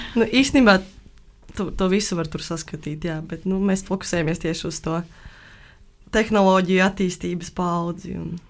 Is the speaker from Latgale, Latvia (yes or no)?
no; Valmiera, Valmiera Municipality, Latvia; es esmu no Valmieras